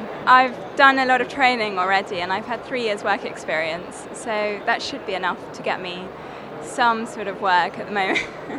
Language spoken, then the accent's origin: English; Kent, South East England, United Kingdom; I'm from Kent.